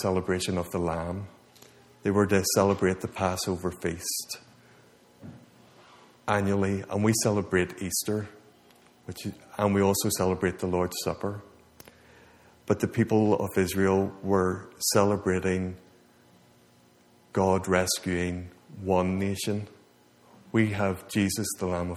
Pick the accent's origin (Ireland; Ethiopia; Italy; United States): Ireland; moved away; I'm from Ireland